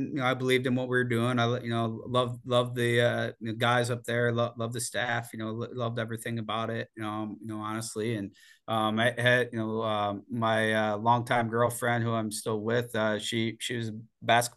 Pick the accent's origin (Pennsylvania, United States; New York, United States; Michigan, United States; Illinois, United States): Michigan, United States; also born or lived in Florida; now in Ohio, United States; I'm from Michigan